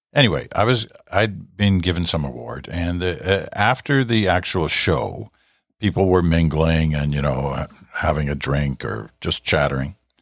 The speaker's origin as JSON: {"language": "English", "country": "Canada", "said": "I'm a Canadian."}